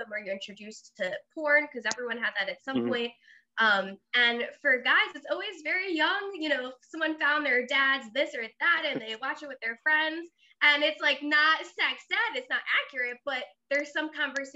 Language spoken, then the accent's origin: English; Long Island, New York, United States; moved away as an adult; also born or lived in Blacksburg, Virginia; I grew up in New York, and then I, you know, Long Island, we're pretty open-minded